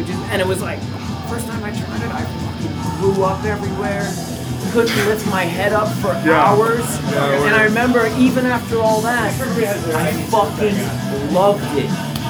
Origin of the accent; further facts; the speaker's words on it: Cape Cod, Massachusetts, United States; when I was growing up on the Cape